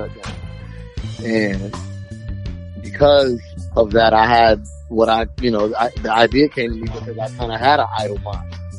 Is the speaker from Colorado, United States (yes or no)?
no; Orlando, Florida, United States; also born or lived in Queens, New York; I was born in Queens, but most of my formative years were here in Orlando